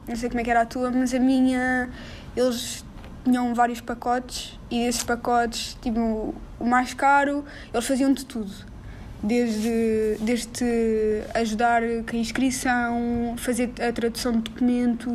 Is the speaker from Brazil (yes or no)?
no; Lisbon, Portugal; moved away as an adult; also born or lived in London; now in United Kingdom; eu sou alfacinha